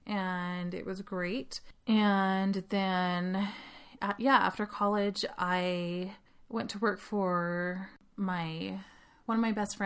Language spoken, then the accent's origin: English; Holladay, Utah, United States; moved away as an adult; now in Utah County, United States; I am originally from Holiday, Utah, which is up in Salt Lake, and kind of consider myself a Salt Lake girl, even though I've been down in Utah County for 12 years